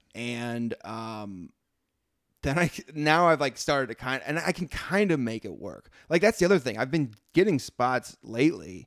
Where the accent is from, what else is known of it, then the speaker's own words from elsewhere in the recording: Midwest, United States; moved away; I'm from the Midwest. Very, it grew up very segregated